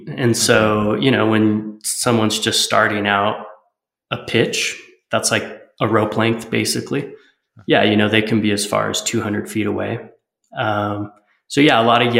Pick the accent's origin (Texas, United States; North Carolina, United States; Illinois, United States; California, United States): California, United States; Lake Arrowhead; I grew up in Southern California and Lake Arrowhead, the mountains of San Bernardino